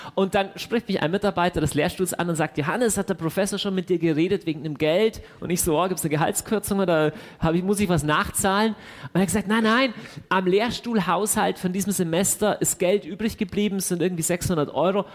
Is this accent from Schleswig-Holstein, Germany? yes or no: no; Deggendorf, Bavaria, Germany; moved away as an adult; now in Augsburg, Germany; bei uns zu Hause in Deckendorf